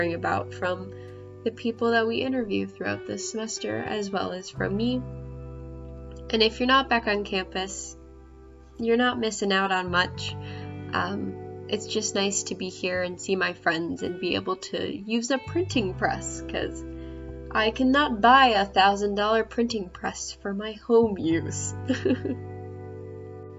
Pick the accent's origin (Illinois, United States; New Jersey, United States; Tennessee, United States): Tennessee, United States; Nashville; I'm from Nashville, Tennessee